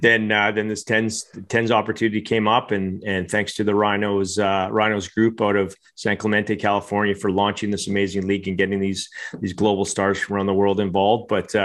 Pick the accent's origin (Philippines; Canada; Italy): Canada; I come home from Christmas in Canada and there's a Georgian boy. He's like in my bed. And so I have a cot. He was supposed to take the cot, but like a good Canadian